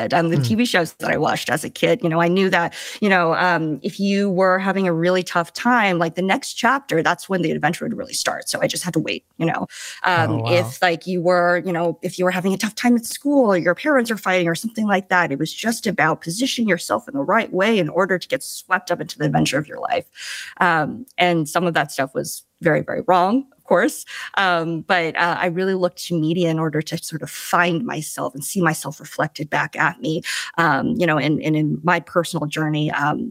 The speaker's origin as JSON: {"language": "English", "town": "Eden Prairie", "region": "Minnesota", "country": "United States", "tie": "born or raised there", "also_born_or_lived": "China", "said": "I predominantly grew up in Minnesota in a place called Eden Prairie."}